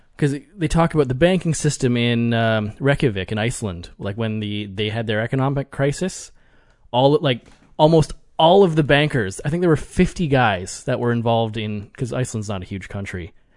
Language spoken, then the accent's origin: English; Canada; I'm Canadian